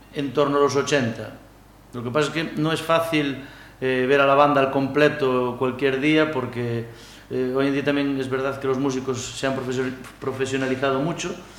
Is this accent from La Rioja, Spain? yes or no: no; Cheve, Galicia, Spain; soy de Cheve